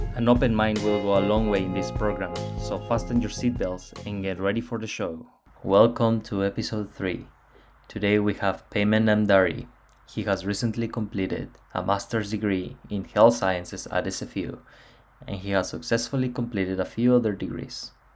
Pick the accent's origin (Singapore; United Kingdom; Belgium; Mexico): Mexico; moved away; in my hometown or in mexico it is a very family tradition to spend christmas